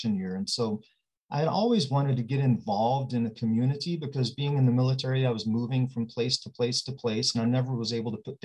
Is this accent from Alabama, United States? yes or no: no; Odessa, Texas, United States; moved away as an adult; also born or lived in Washington State; now in Puyallup, United States; I'm born and raised in Odessa, Texas